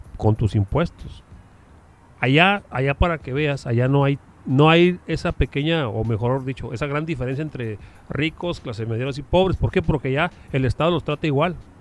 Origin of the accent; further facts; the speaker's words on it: Chihuahua, Mexico; nosotros que somos orgullosamente de Chihuahua